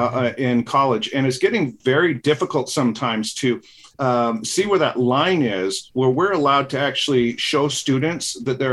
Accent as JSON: {"language": "English", "region": "Utah", "country": "United States", "said": "I'm from Utah and we have that messed up dialect."}